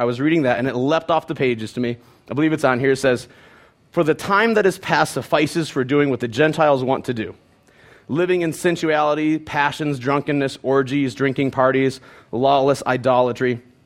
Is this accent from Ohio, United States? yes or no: yes; Penfield, Ohio, United States; I grew up in Penfield, Ohio